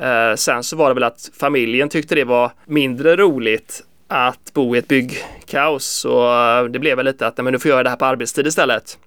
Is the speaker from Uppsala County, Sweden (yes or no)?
no; Kungsbacka, Halland County, Sweden; moved away as an adult; now in Gothenburg, Sweden; jag är faktiskt från Kungsbacka, söder om Göteborg